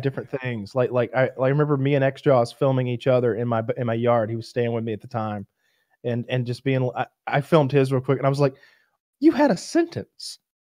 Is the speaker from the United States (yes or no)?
yes; United States; I was like Franklin County.